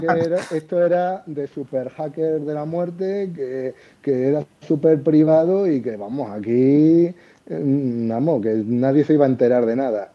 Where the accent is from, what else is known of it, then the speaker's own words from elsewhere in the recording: Seville, Andalusia, Spain; accent: Andalusian; now in Madrid, Spain; por mi acento y eso, podéis pensar a lo mejor que, que soy de Andalucía. Y bueno, sí, soy. Yo viví toda mi infancia en Sevilla